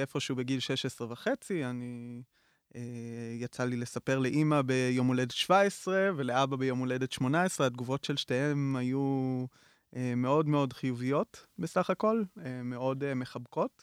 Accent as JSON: {"language": "Hebrew", "town": "Lavi", "region": "Northern District", "country": "Israel", "tie": "born or raised there", "said": "גדלתי בקיבוץ לביא, אה, שזה קיבוץ דתי ליד טבריה"}